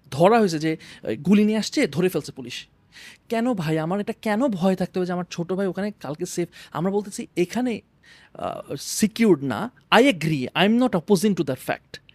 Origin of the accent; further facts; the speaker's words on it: Bangladesh; আমরা অ্যাজ বাংলাদেশি